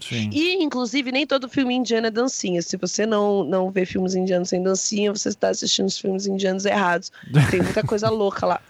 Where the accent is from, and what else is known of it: Brazil